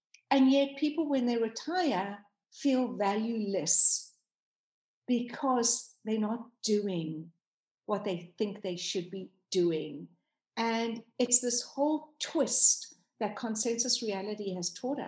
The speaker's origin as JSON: {"language": "English", "country": "South Africa", "tie": "born or raised there", "moved": "as an adult", "lives_now": "United States", "said": "I am South African. Born and raised, and I only came to live in America 5 years ago"}